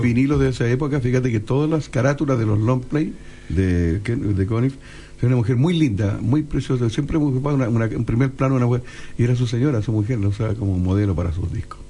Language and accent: Spanish; Valparaíso, Chile; yo soy de Valparaíso